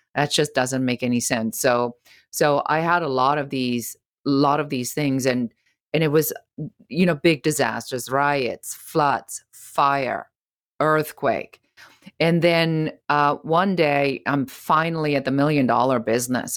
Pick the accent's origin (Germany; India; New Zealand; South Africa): Germany; moved away; I'm originally from Germany